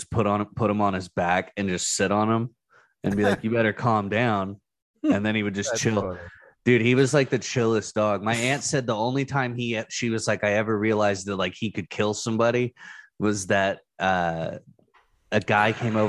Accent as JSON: {"language": "English", "town": "Cushing", "region": "Oklahoma", "country": "United States", "tie": "born or raised there", "said": "I grew up in Cushing"}